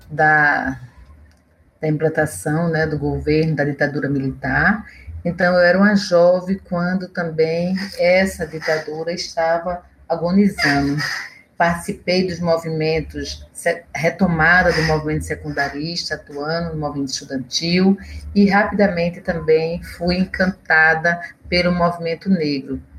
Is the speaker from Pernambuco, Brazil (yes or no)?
yes; Olinda, Pernambuco, Brazil; moved away; also born or lived in Recife; sou pernambucana, nascida na cidade de Olinda e venho de uma família grande, somos é, cinco irmãs e três irmãos